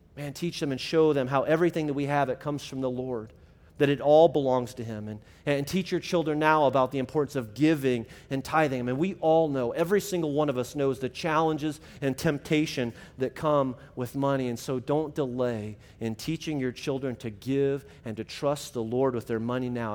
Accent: Illinois, United States; my middle school and high school ministry growing up in Illinois

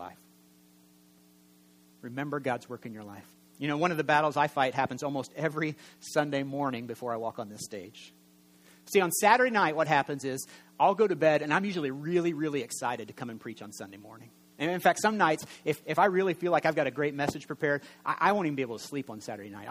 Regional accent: Indiana, United States; I'm from Indiana, and we're quiet preachers

